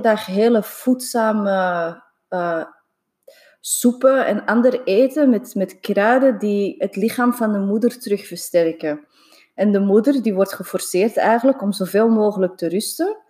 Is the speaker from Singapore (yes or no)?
yes; Singapore; moved away; Ik ben in Singapore opgegroeid